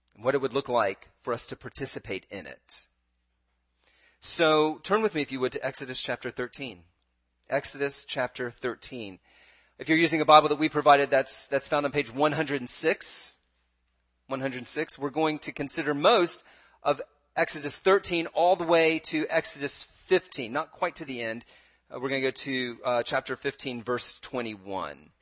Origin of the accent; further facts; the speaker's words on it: United States; as an American